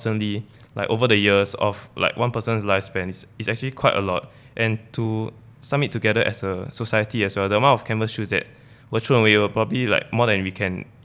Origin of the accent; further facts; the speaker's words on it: Singapore; growing up in Singapore as students.